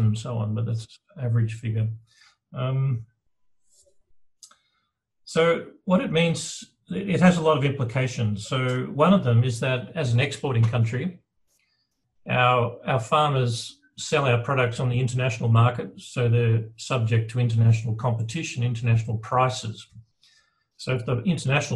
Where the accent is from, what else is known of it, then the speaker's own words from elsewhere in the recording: Australia; as a good patriotic Australian, you know, I've worked in many countries, including Europe and America, and I used to think as an Australian